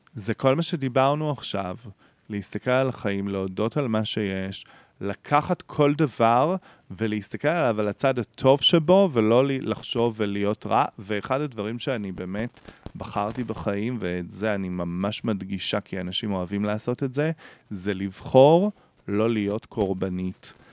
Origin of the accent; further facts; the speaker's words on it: Beersheba, Southern District, Israel; moved away as an adult; now in Tel Aviv, Israel; אני בא מבאר שבע